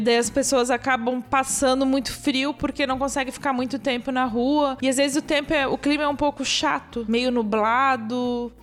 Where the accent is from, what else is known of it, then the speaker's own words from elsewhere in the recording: Blumenau, Santa Catarina, Brazil; now in Stuttgart, Germany; sou de Blumenau, desde pequena sempre fui para Oktoberfest